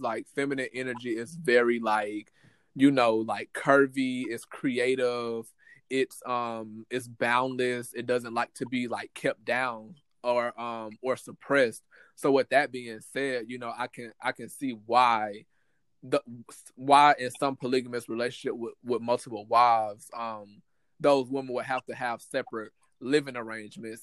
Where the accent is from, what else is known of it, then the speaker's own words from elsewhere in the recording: United States; people growing up in America